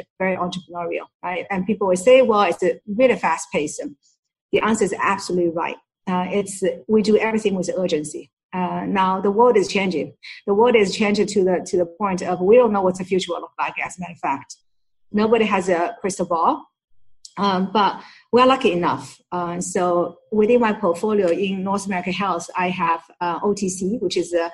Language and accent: English; Shanghai, China; moved away as an adult; now in United States; Shanghai, where it's my hometown